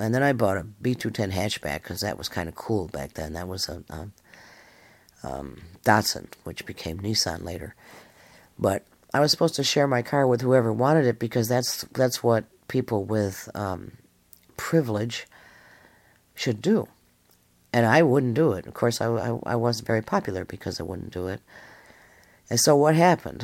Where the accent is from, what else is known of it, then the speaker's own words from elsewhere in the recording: Western New York, United States; now in Alabama, United States; I'm in Alabama now, but I was brought up in Western New York.